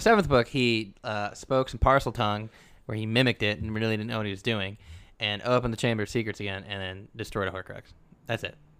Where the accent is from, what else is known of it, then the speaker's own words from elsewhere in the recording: the South, United States; moved away; the kids I grew up with in the South